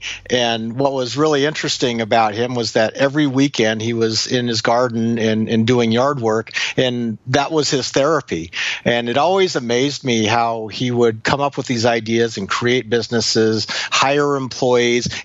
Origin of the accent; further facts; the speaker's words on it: Anchorage, Alaska, United States; I grew up in Anchorage, Alaska